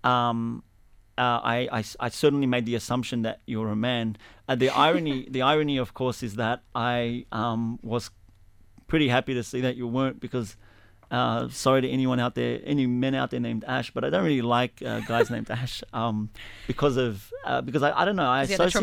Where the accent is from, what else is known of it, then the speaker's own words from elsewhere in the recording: Sydney, New South Wales, Australia; also born or lived in Lakemba, Sydney; growing up in Alexandria, which is where we are right now, actually, for the first 10 years of my life